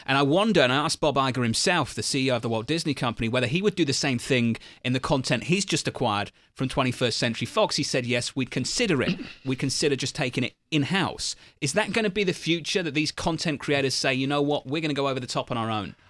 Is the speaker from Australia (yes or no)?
no; United Kingdom; moved away; as a Brit